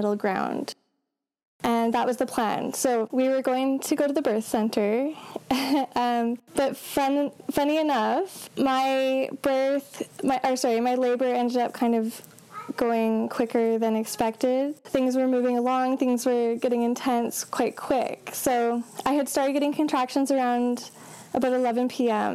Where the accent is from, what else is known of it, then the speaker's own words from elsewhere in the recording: Calgary, Alberta, Canada; also born or lived in northern British Columbia; now in British Columbia, Canada; I am from Canada, so originally from Calgary, but I now live in northern BC.